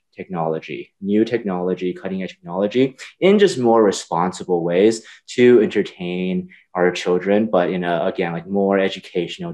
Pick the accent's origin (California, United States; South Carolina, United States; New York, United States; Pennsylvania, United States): California, United States; I grew up in California, and I always worked in technology